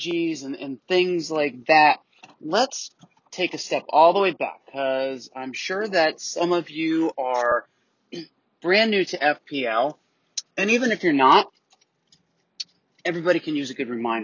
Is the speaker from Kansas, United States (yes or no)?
no; Tampa, Florida, United States; now in Atlanta, United States; I'm down in Tampa, Florida, which is originally my hometown